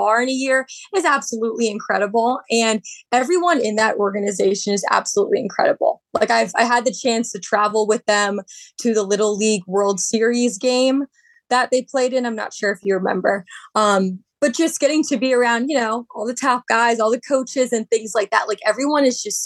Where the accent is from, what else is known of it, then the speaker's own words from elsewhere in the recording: Baltimore, Maryland, United States; I got to live at home, report on my hometown team